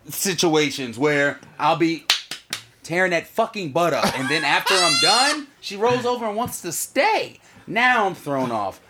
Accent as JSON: {"language": "English", "region": "the South", "country": "United States", "tie": "born or raised there", "said": "I'm from the South, so I was raised chivalrous."}